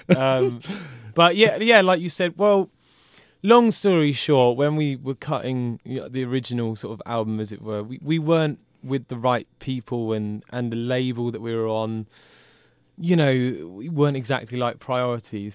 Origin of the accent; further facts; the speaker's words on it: United Kingdom; I'm British.